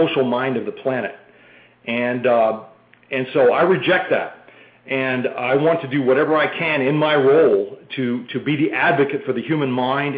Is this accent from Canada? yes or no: no; boyhood home of Walt Disney, Midwest, United States; also born or lived in Boston; now in Austin, United States; I grew up in the Midwest in the boyhood home of Walt Disney